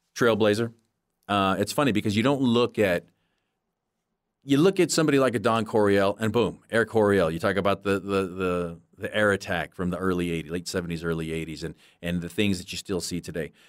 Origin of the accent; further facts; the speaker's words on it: Barstow, California, United States; also born or lived in San Francisco Bay Area; as a little, little kid growing up in Barstow, California